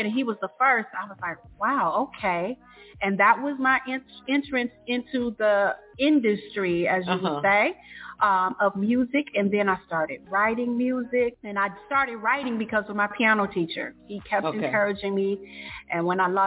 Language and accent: English; Detroit, Michigan, United States; I'm from Detroit, or the Detroit metro area